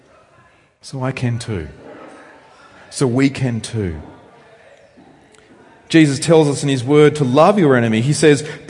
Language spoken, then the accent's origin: English; Australia; You can tell I'm from Australia, I hope, by how I speak. Although Australians have slightly different accents. So I come from rural Australia